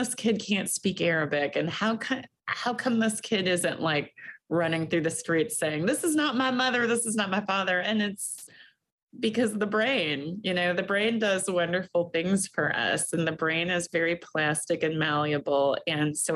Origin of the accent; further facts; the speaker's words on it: Kentucky, United States; now in Michigan, United States; I grew up in Kentucky, and for a long time I thought Kentucky was home